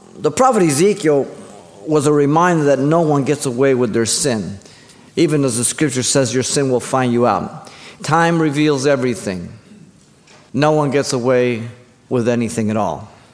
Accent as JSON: {"language": "English", "region": "Mexico City", "country": "Mexico", "tie": "born or raised there", "moved": "yes", "lives_now": "United States", "said": "I was born in Mexico City, but I'm an American."}